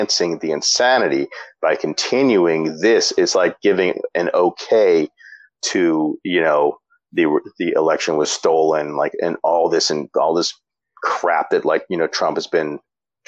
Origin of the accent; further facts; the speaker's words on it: Louisiana, United States; I'm from Louisiana, so it's like, you know, there's a lot of my family's Republican